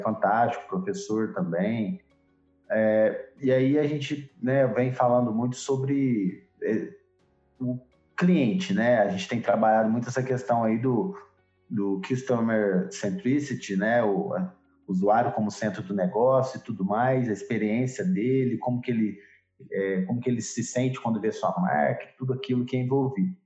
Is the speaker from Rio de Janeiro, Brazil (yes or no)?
no; Minas Gerais, Brazil; Nós como mineiros aqui, nosso estado como ele é diverso